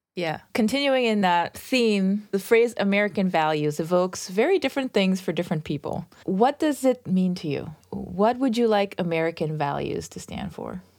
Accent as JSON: {"language": "English", "town": "Toronto", "region": "Ontario", "country": "Canada", "said": "I'm originally from Toronto as well"}